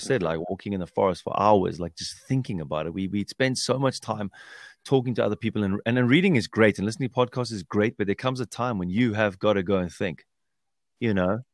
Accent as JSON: {"language": "English", "country": "South Africa", "tie": "born or raised there", "said": "growing up in South Africa with my parents"}